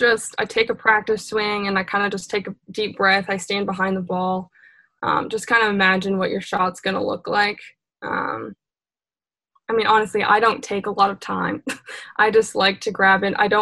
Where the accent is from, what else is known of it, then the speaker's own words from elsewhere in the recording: Maine, United States; growing up in Maine